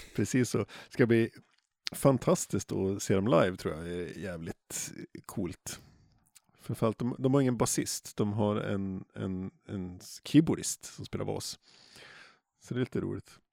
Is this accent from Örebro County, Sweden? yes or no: no; Jämtland, Sweden; moved away; jag är uppvuxen i Jämtland